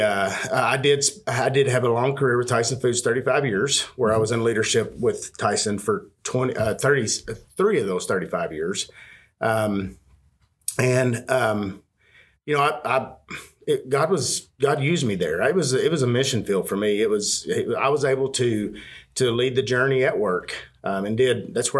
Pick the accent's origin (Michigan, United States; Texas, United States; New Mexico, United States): Texas, United States; Panhandle of; also born or lived in Central Arkansas / Northwest Arkansas; now in Arkansas, United States; I was born and partially raised in the Panhandle of Texas